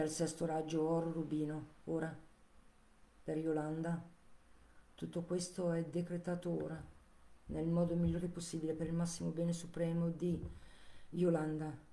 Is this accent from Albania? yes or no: no; Chiasso, Ticino, Switzerland; io sono di Chiasso, Lugano, Canton Ticino